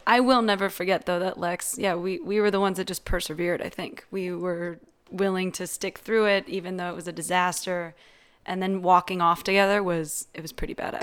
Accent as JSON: {"language": "English", "area": "San Mateo County, Bay Area", "region": "California", "country": "United States", "said": "I'm from San Francisco"}